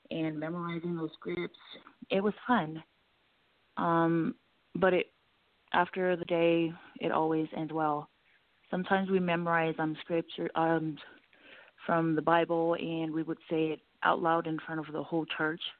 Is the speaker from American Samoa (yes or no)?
yes; American Samoa; now in Denver, United States; I'm originally from American Samoa, and right now I am living in Denver.